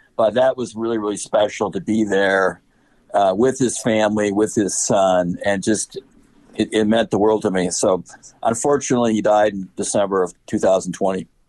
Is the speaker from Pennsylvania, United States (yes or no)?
no; Chicago, Illinois, United States; as a Chicagoan